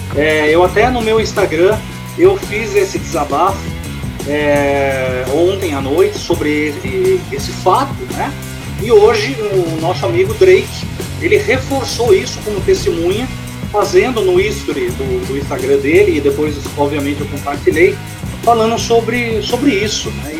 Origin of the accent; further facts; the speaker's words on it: Bragança Paulista, São Paulo, Brazil; minha cidade natal, Bragança Paulista